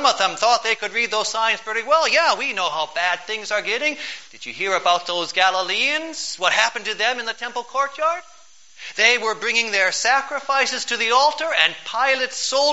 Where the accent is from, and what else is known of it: United States